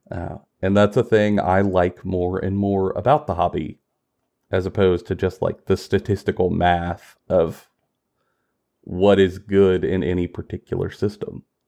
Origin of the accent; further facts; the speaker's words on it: Kentucky, United States; We both live in Kentucky. I'm born and raised in Kentucky